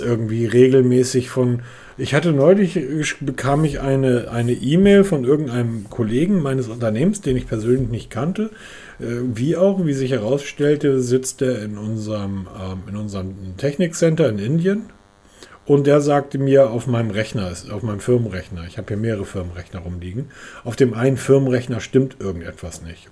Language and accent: German; the North, Northern Germany, Germany; bei uns im Norden